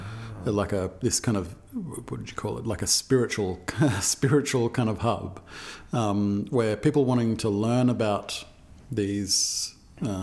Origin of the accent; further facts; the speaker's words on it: Australia; accent: Australian; That's my Australian accent